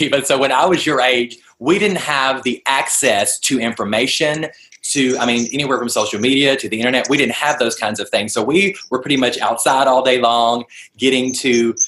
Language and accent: English; Nashville, Tennessee, United States; now in Los Angeles, United States; I'm originally from Nashville, so all of my real family is over there